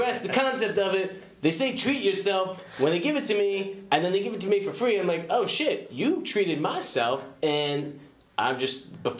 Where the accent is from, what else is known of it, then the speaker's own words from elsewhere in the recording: northern South Carolina, United States; I was born in the northern part of South Carolina.